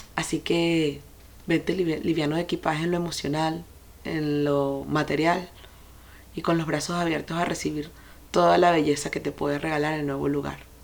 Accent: Venezuela; moved away as an adult; Crecí en un país que tenía una economía rara, pero sin embargo era un país próspero en el momento que yo crecí.

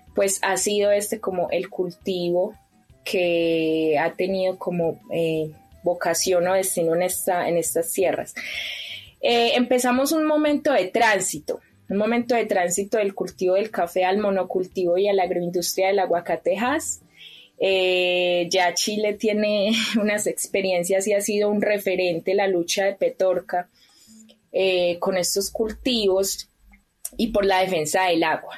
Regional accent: Pácora, Caldas, Colombia; Yo soy de un pueblo que se llama Pácora, en el departamento de Caldas, en el eje cafetero de Colombia

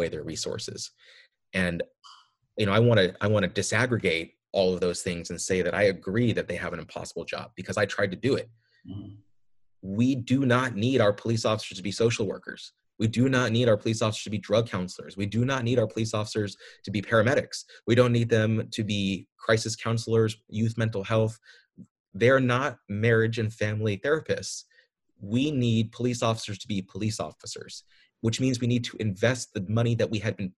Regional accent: San Diego, California, United States; moved away; also born or lived in Coronado / Pacific Grove / San Jose / San Luis Obispo; I grew up in San Diego, but my dad was a government employee. He worked for the federal government, and so we transferred from Coronado up to the Naval Postgraduate School. I ended up going to Pacific Grove High

